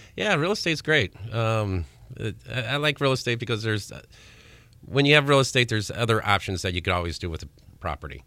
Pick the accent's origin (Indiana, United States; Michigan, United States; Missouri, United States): Indiana, United States; Crown Point; I'm from Crown Point.